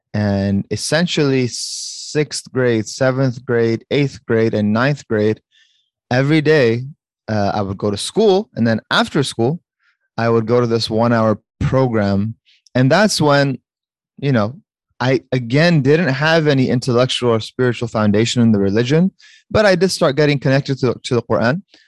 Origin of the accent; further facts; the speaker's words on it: Fairfax, Virginia, United States; I was uh, born and raised in the Northern Virginia area, specifically an area called Fairfax